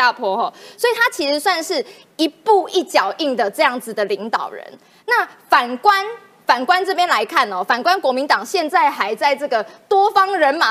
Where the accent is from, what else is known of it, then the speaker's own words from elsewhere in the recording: Taiwan; 我也要讲台语，我台湾人，我要台湾金呐哈